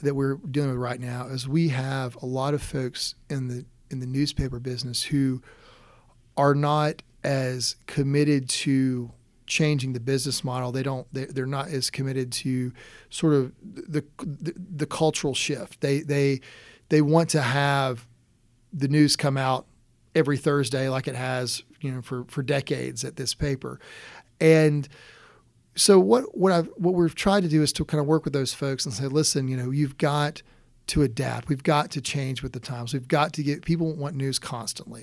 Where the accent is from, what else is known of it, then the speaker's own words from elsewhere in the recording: Conway, South Carolina, United States; also born or lived in Loris, South Carolina / Rock Hill, South Carolina; I was born in Loris and, uh, grew up in Conway